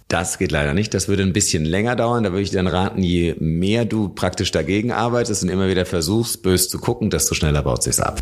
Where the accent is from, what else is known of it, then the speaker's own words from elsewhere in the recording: Germany; also born or lived in Munich; Bei uns in Deutschland